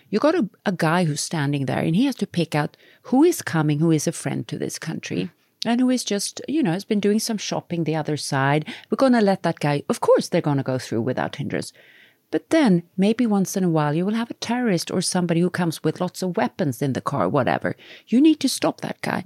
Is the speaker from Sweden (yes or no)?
yes; Sweden; we come from Sweden